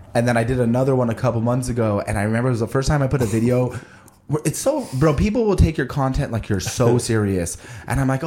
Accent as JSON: {"language": "English", "town": "Albuquerque", "region": "New Mexico", "country": "United States", "tie": "born or raised there", "said": "I was a chubby kid growing up in Albuquerque"}